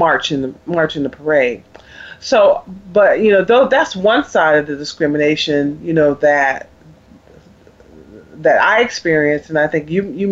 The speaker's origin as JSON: {"language": "English", "region": "the North", "country": "United States", "tie": "born or raised there", "moved": "yes", "said": "I grew up in the North, and when I went to school in the South as well"}